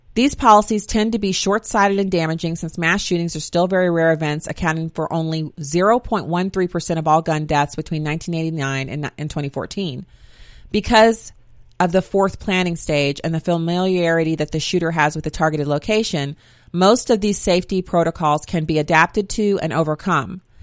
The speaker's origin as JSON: {"language": "English", "country": "Germany", "tie": "born or raised there", "moved": "yes", "said": "I grew up in Germany"}